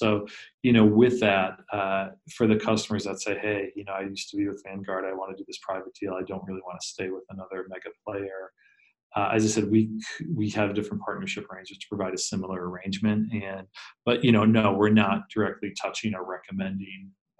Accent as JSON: {"language": "English", "region": "Northeast", "country": "United States", "tie": "born or raised there", "said": "I grew up in the Northeast. It's a pretty heavy top-down culture, you know, from just generational to religion to everything else."}